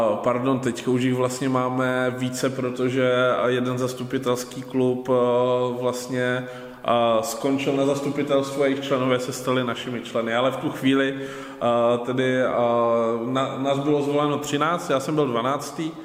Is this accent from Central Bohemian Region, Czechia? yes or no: no; Ostrava, Moravian-Silesian Region, Czechia; já jsem vlastně z Ostravy